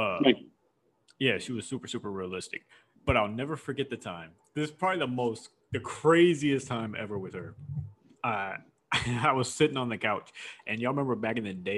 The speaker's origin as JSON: {"language": "English", "town": "Houston", "region": "Texas", "country": "United States", "tie": "born or raised there", "said": "I had one white friend growing up in Houston"}